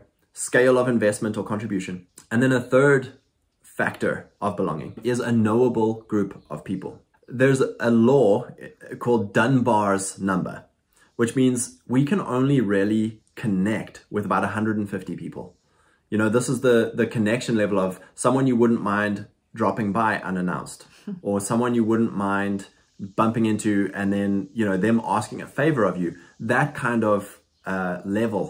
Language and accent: English; South Africa; also born or lived in Lexington, Kentucky, United States; now in United States; went back to South Africa to visit my family